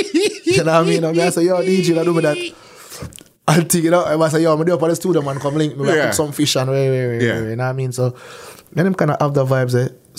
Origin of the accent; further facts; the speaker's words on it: Canada; I'm an artist from Canada.